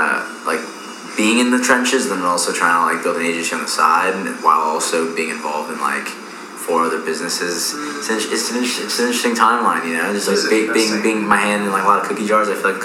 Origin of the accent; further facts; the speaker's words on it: East Coast, United States; now in Texas, United States; I shouldn't say this because, like, I came from the East Coast, but, like, it's just weird, bro.